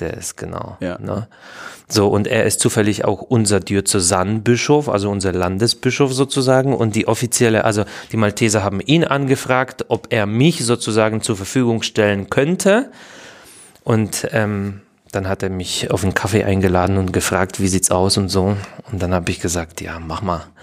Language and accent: German; Poland; German is a second language; moved away as an adult; also born or lived in Opole / Saxony; now in Dresden, Germany; ich bin in Polen, in Schlesien geboren